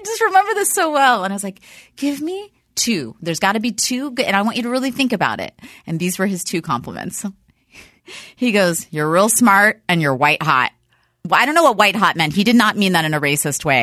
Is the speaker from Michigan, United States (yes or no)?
no; Dallas, Texas, United States; moved away; I'm from Dallas originally